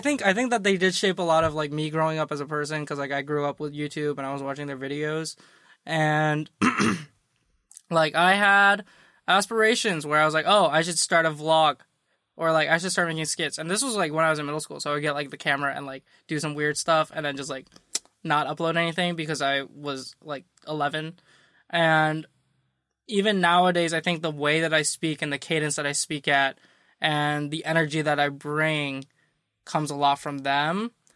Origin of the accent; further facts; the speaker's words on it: Midwest, United States; I'm from the Midwest.